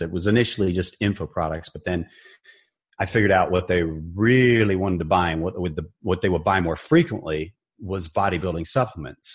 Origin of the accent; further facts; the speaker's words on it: Barberton, Ohio, United States; I grew up in Barberton, Ohio, a small town, northeastern Ohio, near Akron, Cleveland